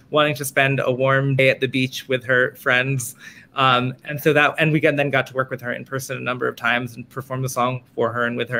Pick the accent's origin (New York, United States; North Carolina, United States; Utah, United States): New York, United States; New York City; I am from Manhattan, uh, I, where I continue to live